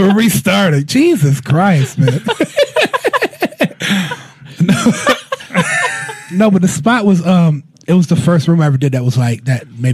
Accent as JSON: {"language": "English", "town": "Akron", "region": "Ohio", "country": "United States", "said": "I'm from Akron"}